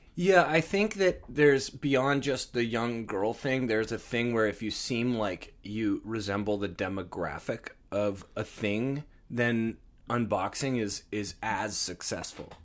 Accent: Toronto, Ontario, Canada; we're from Toronto

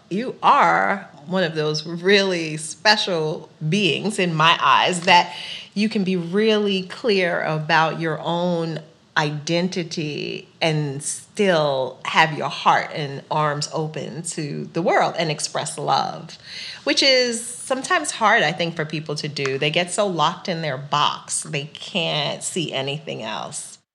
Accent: New York City, New York, United States; I grew up in Queens.

